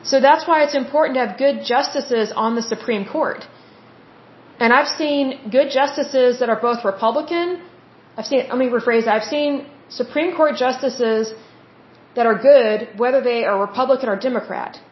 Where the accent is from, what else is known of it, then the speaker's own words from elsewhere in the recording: United States; But being that I am an American and I live in America, I have American citizenship